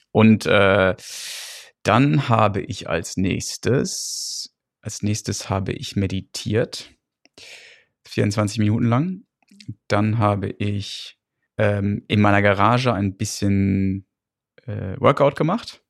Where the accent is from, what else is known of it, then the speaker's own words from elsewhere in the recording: Gütersloh, North Rhine-Westphalia, Germany; moved away as an adult; now in England, United Kingdom; wo ich herkomme, bo gut bodenständiges Gütersloh